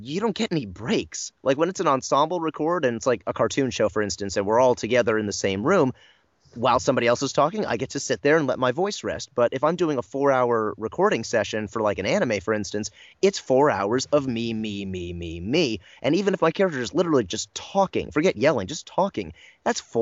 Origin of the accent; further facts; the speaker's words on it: United States; as an American